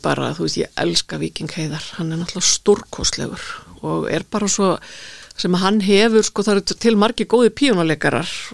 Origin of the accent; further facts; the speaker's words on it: Reykjavík, Capital Region, Iceland; moved away as an adult; now in Garðabær, Iceland; ég fættu uppalinn í Reykjavík austurbæingur